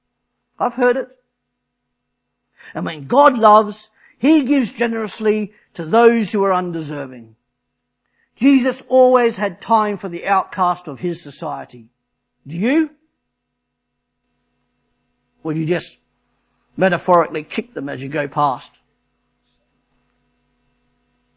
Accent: Australia; moved away; I'm Australian

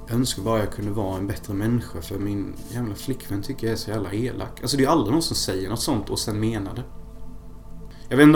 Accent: Sweden; jag är fortfarande svensk by heart så det var ju mest alkohol ändå.

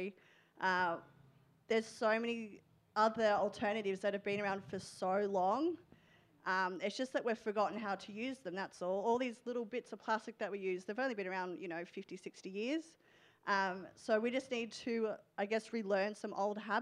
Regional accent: Melbourne, Victoria, Australia; I'm from Melbourne, where we don't have a ban on plastic bags yet

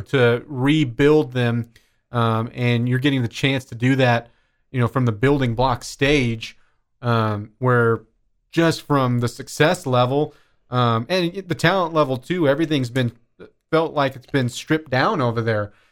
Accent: Mullinville, Kansas, United States; born or raised there; also born or lived in Dodge City, Kansas; now in Lubbock, United States

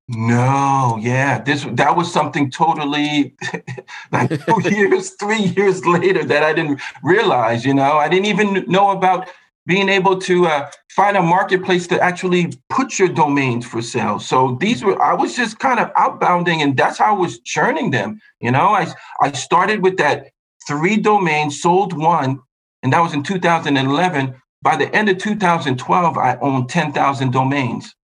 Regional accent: New York, United States; also born or lived in Buffalo / Mexico; I was born and raised in New York, went to school in Buffalo

